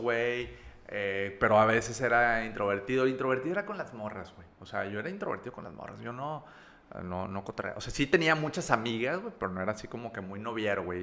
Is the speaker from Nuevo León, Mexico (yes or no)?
yes; Monterrey, Nuevo León, Mexico; also born or lived in Campeche / Veracruz; nací aquí en Monterrey, en la, en la ciudad de Monterrey. Eh, yo soy de Las Brisas